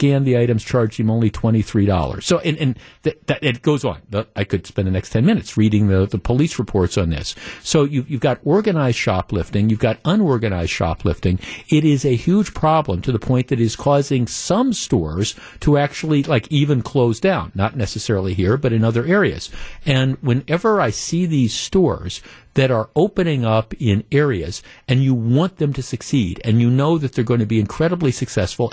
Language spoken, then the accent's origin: English; Glendale, Wisconsin, United States; also born or lived in Whitefish Bay, Wisconsin; I grew up in Glendale right by Nicolet High School.